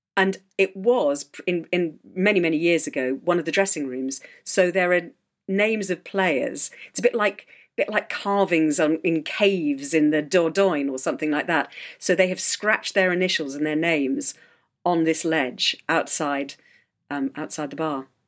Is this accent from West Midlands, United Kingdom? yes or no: yes; Herefordshire, West Midlands, United Kingdom; also born or lived in South Shropshire / Ledbury; I grew up in Herefordshire.